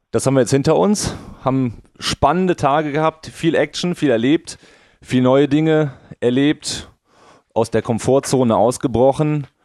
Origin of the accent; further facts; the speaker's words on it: Cologne, North Rhine-Westphalia, Germany; ich bin aus Köln, Trainer